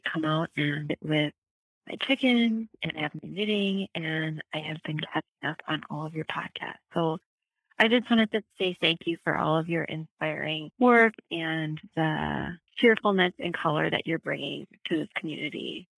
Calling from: Southeast Wisconsin, United States; I am calling from Southeast Wisconsin, and it is a beautiful, breezy July day here.

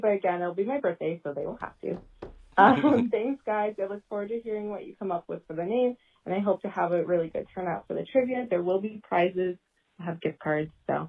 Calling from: Columbus, Ohio, United States; I'm calling from Columbus, Ohio.

